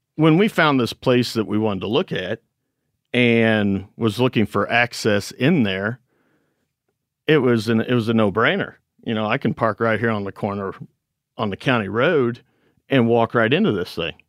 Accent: Missouri, United States; We're from Missouri.

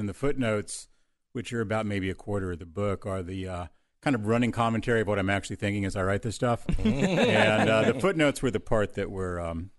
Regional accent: Texas, United States; I'd never been outside of the United States except for Mexican border towns growing up in Texas.

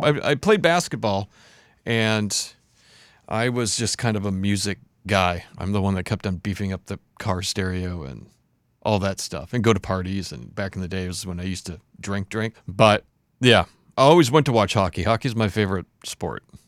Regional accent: Warroad, Minnesota, United States; I grew up in this very small town in Minnesota called Warroad, Minnesota

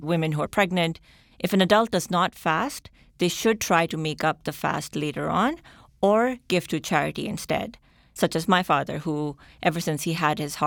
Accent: Pakistan; moved away; I'm originally from Pakistan

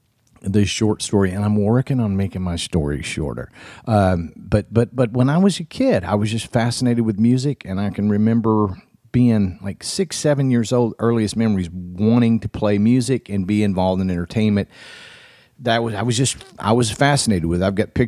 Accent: the South, United States; growing up in the South like you did and I did, I don't know, man.

